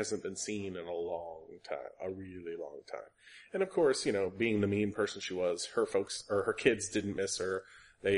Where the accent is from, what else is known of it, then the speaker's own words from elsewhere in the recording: the South, United States; being a Southerner myself